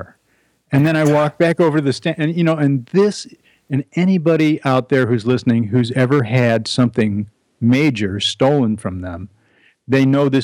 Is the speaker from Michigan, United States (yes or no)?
no; Chicago, Illinois, United States; also born or lived in Evanston, Illinois; now in Northwest Connecticut, United States; I'm a Chicago boy, so I grew up there